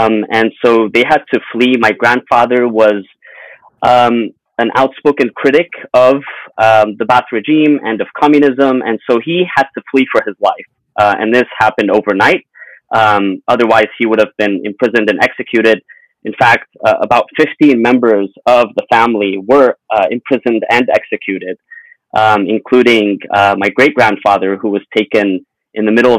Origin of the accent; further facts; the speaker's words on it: Los Angeles, California, United States; also born or lived in Mashhad, Iran / Syria / London; we came to Los Angeles in 1994. I was 9 years old at the time. And, you know, we grew up in L.A.